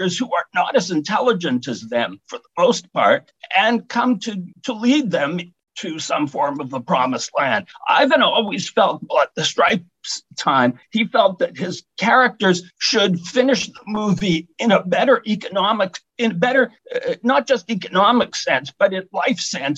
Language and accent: English; Montreal, Quebec, Canada; I grew up in Montreal at a time when kids couldn't go to movies